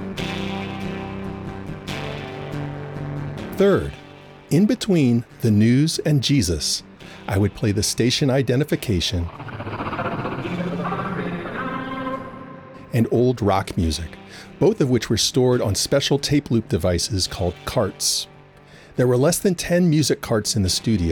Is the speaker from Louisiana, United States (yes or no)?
yes; New Orleans, Louisiana, United States; when I was a kid of 10 or 11 growing up in New Orleans